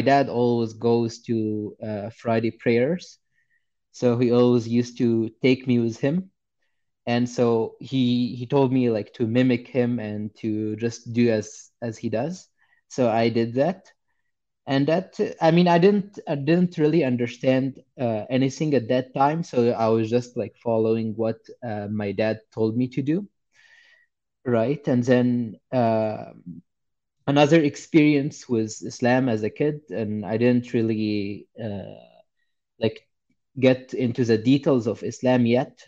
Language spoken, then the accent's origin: English; Egypt; I grew up in Egypt and I was born somewhere uh, like sometime in the 90s.